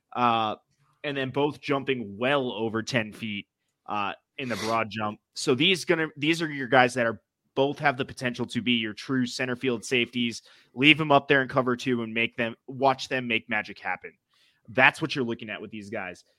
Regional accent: New England, United States; accent: New England; my New England accent.

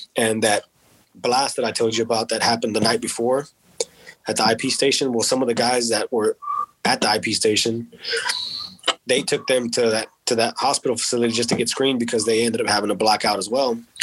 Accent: Texas, United States; because I was from Texas

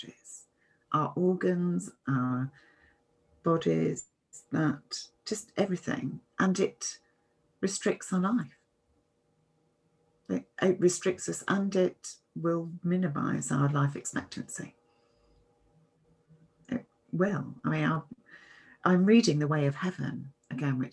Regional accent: United Kingdom; I'm British

